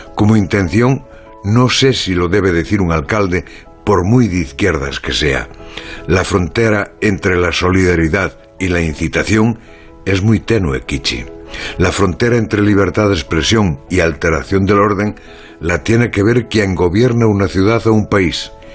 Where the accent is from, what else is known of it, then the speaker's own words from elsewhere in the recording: A Mariña, Galicia, Spain; Amariña en mi tierra